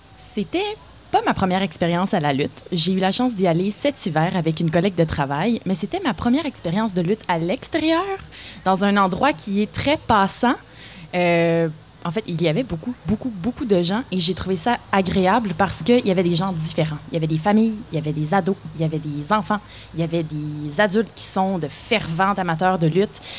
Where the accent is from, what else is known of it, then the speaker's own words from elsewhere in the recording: Terrebonne, Quebec, Canada; moved away as an adult; also born or lived in Saguenay; now in Gatineau, Canada; je viens de Terrebonne, en du nord de Montréal. Ah. J'ai habité trois ans au Saguenay